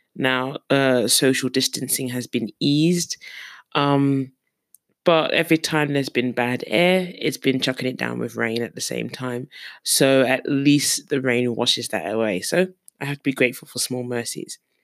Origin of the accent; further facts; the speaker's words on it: London, United Kingdom; moved away as an adult; also born or lived in Surrey; now in South Korea; I was born and raised in London